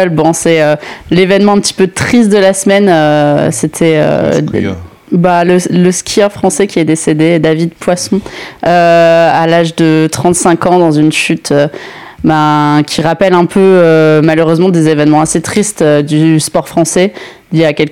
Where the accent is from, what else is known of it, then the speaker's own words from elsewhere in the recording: Italy; je suis italienne.